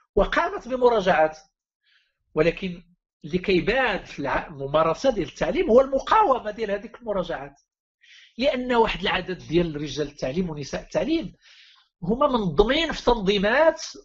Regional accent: Morocco; لقينا راسنا كمغاربه

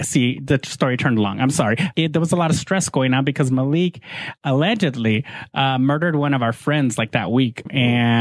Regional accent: United States; accent: Chicano; In my accent, my Chicano accent. I can't get it out.

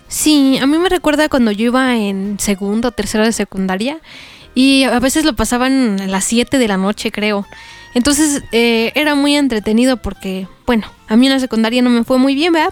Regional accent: Mexico; a los que somos de México

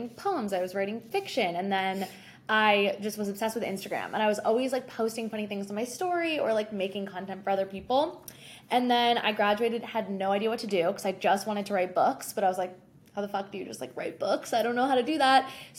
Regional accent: Jersey Shore, New Jersey, United States; moved away as an adult; also born or lived in Michigan; now in New York City, United States; I am originally from the Jersey Shore, and I moved to New York City after graduating from the University of Michigan to go to Columbia Journalism School to get my master's.

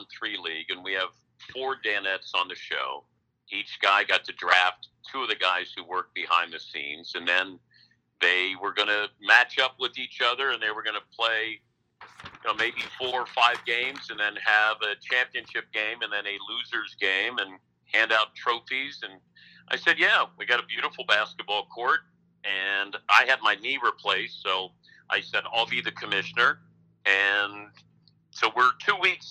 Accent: Cincinnati, Ohio, United States; Johnny Bench was one of the people I looked up to growing up in Cincinnati

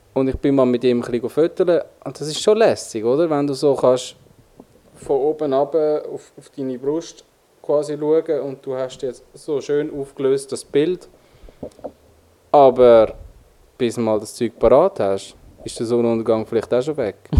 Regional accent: Switzerland; accent: Swiss German; bei uns in der Schweiz

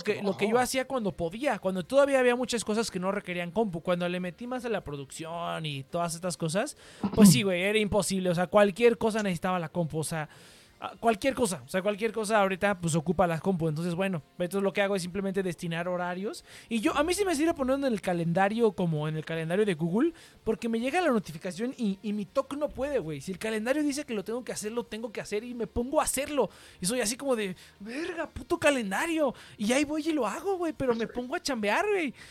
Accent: Mexico; accent: Mexican; este vato es mexicano

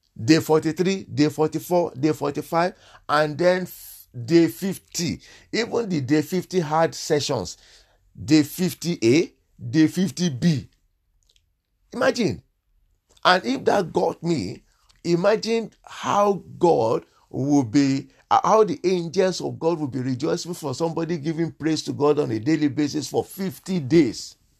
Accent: Nigeria; moved away; I'm originally from Nigeria

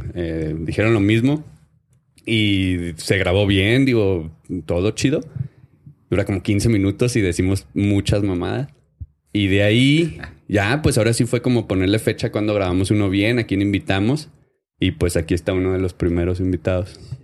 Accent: Ciudad Juárez, Chihuahua, Mexico; accent: northern; soy del norte, soy de Ciudad Juárez y hablo con la H

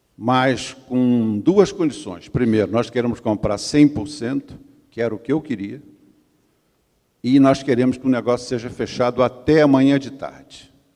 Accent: Brazil; eu sou do Brasil

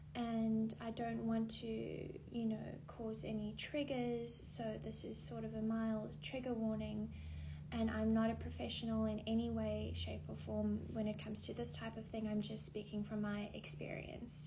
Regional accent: South Africa; moved away as an adult; now in Los Angeles, United States; I am originally from South Africa. I um, moved here when I was 18, yeah, between 18 and 19

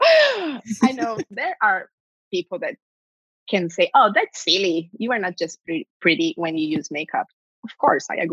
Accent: Brazil; English is a second language; moved away as an adult; now in Orlando, United States; I got a GED here because I didn't bring all my documents from Brazil

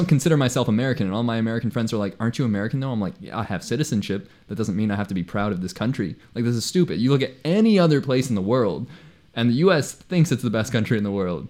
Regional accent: Hong Kong; first language Spanish; moved away as an adult; also born or lived in Canada / United States; my dad is half Swiss, half Persian. My mom is from Puerto Rico. I was born in Canada, raised in Hong Kong, and I've traveled a lot.

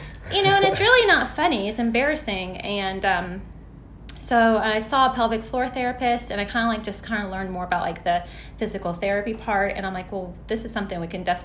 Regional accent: Clearwater, Florida, United States; moved away as an adult; also born or lived in Elizabethtown, Kentucky; now in New Albany, United States; I am from Clearwater, Florida

